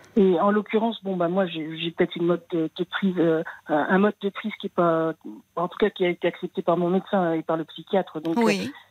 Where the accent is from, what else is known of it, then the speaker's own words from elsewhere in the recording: Paris, Île-de-France, France; moved away as an adult; Je suis née à Paris, j'avais jamais quitté Paris de ma vie.